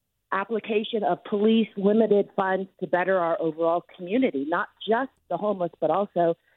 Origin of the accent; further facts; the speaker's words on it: San Jose, California, United States; I grew up here in San Jose, and I've seen a lot of changes over the last, let's call it, 3 or 4 decades.